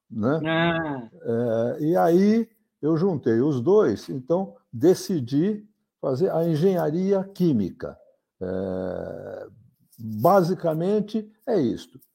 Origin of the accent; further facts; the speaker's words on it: São Paulo, Brazil; Eu, eu nasci na cidade de São Paulo, vivo na cidade de São Paulo há muitas décadas.